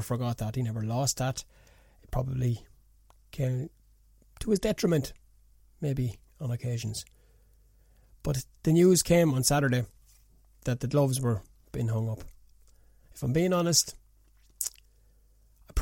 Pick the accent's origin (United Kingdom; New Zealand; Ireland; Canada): Ireland; Newbridge, County Kildare; I knew his dad very, very, very well in the years growing up in Newbridge